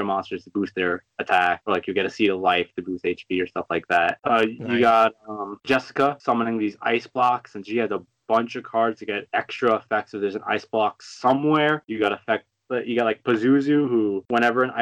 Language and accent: English; New York City, New York, United States; I'm from New York